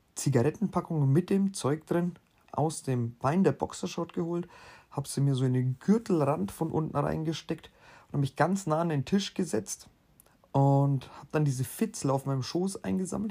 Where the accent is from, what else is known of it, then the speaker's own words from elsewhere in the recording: Bavaria, Germany; bei uns in Bayern